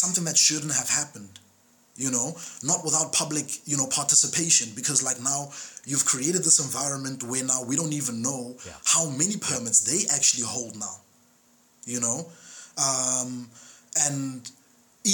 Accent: South Africa; as a South African citizen

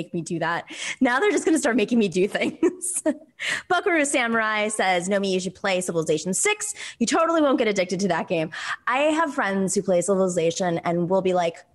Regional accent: Buffalo, New York, United States; Because if you grew up in Buffalo, and I did in the 90s

